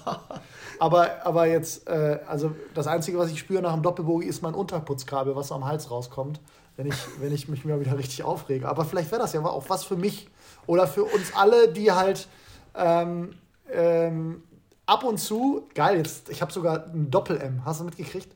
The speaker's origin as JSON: {"language": "German", "region": "Rhineland", "country": "Germany", "said": "als Rheinländer"}